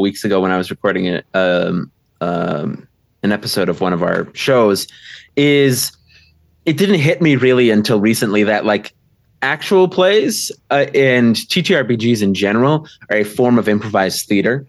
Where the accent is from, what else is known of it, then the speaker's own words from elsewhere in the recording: Milwaukee, Wisconsin, United States; I'm from uh, Milwaukee, Wisconsin